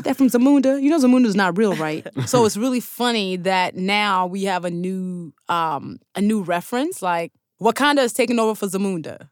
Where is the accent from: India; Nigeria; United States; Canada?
Nigeria; my citizenship as a Nigerian